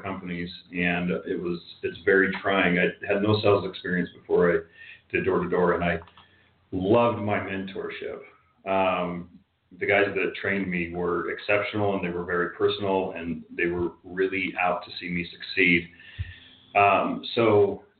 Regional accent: Park City, Utah, United States

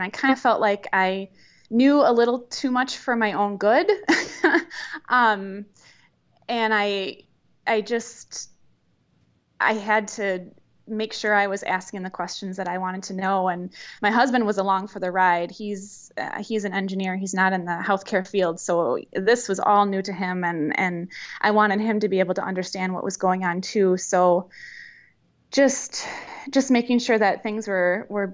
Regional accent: Verona, Wisconsin, United States; also born or lived in Milwaukee, Wisconsin; I grew up actually in the Madison area, a little suburb outside of Madison in Verona

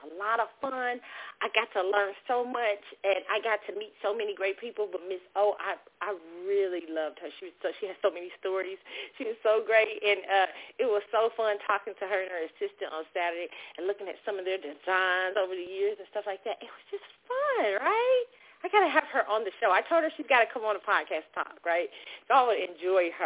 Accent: Kansas City, Missouri, United States; moved away; my hometown, Kansas City

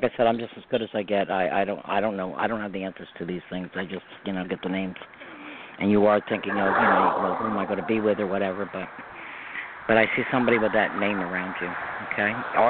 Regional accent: Westchester, New York, United States; moved away as an adult; now in Orange County, New York, United States; I'm in New York, too, but I'm in Orange County now. I'm from Westchester originally. I just moved to Orange County.

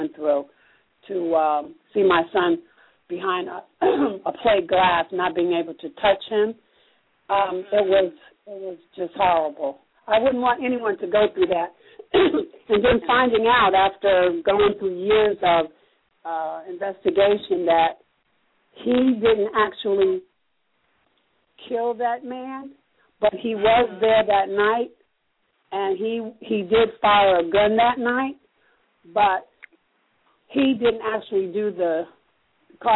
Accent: New Jersey, United States; moved away as an adult; now in North Carolina, United States; I'm originally from New Jersey, but I came to North Carolina

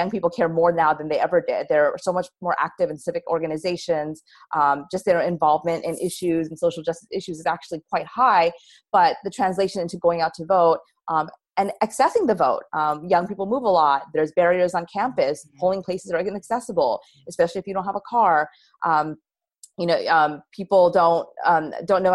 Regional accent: United States; I'm an American. I was born here

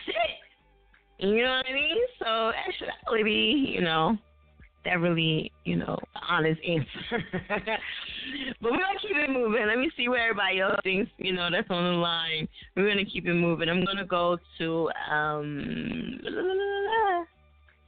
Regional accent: New Jersey, United States; my home state is Jersey

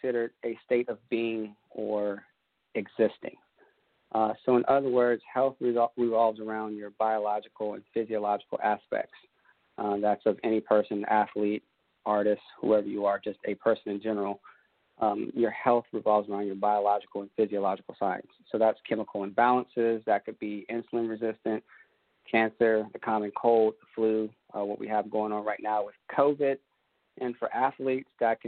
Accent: Columbia, South Carolina, United States; now in Aiken, United States; I'm in Aiken, South Carolina. I grew up in Columbia, South Carolina

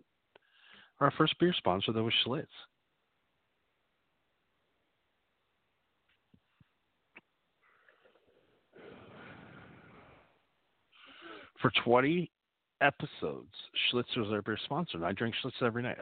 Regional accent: Appleton, Wisconsin, United States; I'm from Wisconsin. So as you know, I grew up in Appleton, Wisconsin.

